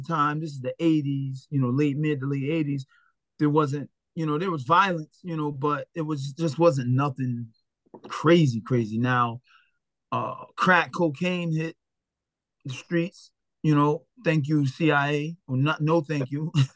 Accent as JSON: {"language": "English", "town": "Philadelphia", "region": "Pennsylvania", "country": "United States", "tie": "born or raised there", "said": "i was raised with my mom and my dad in the same household so you know it was great in north philadelphia"}